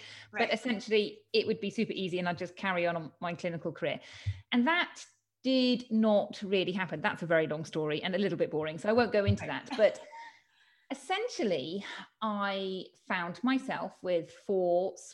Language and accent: English; United Kingdom; moved away as an adult; now in Spain; I'm from the UK, as you can tell from my accent.